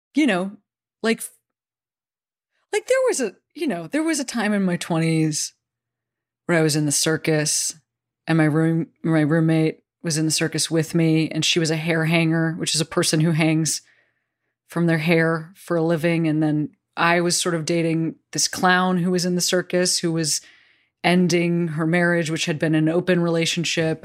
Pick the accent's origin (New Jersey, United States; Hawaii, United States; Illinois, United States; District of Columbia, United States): Illinois, United States; Chicago; I'm from Chicago